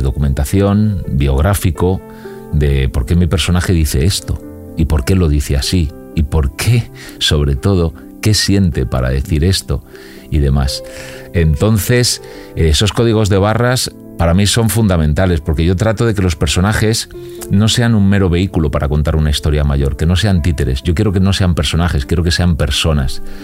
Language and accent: Spanish; Alcorcón, Community of Madrid, Spain; also born or lived in Carabanchel, Madrid; now in Madrid, Spain; Yo, yo soy de Alcorcón